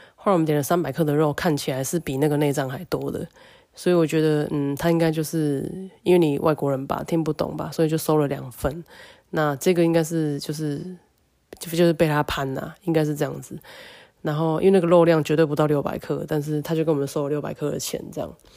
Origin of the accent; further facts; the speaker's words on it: Taiwan; 身为台湾人